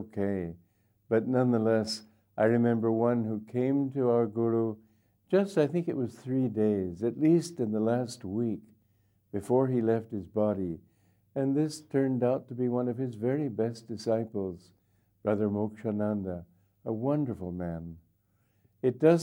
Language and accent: English; United States; also born or lived in India; now in Gurgaon, India; I'm not here as an American